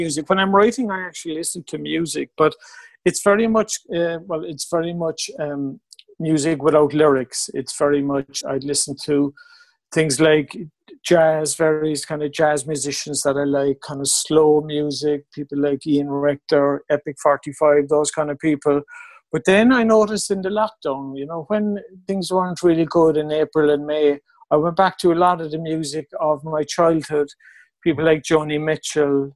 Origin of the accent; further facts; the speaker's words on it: Mallow, Munster, Ireland; now in Cork, Ireland; I grew up in Mallow, but I moved to Cork when I was about 18